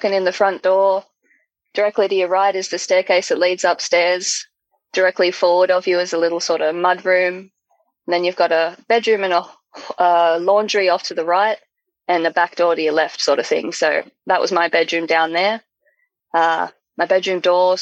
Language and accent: English; Australia; just down over here in Australia